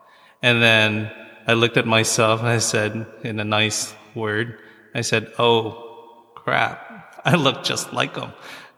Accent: Philippines; Because we Filipinos

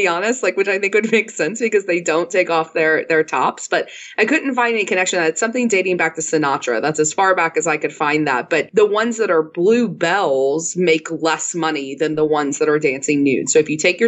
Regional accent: New Orleans, Louisiana, United States; moved away as an adult; now in Houston, United States; I live in Houston, Texas, but I'm actually from New Orleans originally. I lived there most of my life through college

